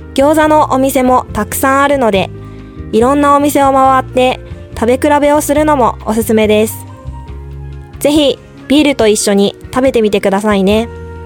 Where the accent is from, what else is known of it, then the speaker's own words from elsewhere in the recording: Kobe, Hyogo, Japan; 私は神戸出身で、大学卒業まで神戸で育った